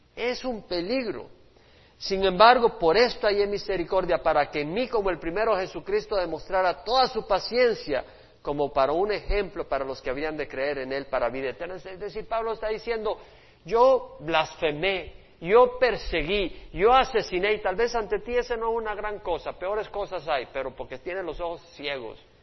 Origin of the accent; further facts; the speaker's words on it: El Salvador; Mi país, El Salvador, donde yo nací